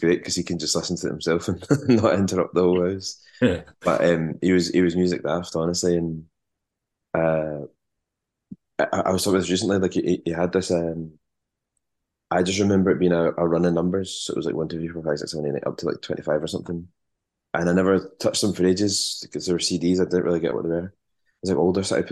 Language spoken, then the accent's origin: English; Largs, Scotland, United Kingdom; I grew up in Largs in North Ayrshire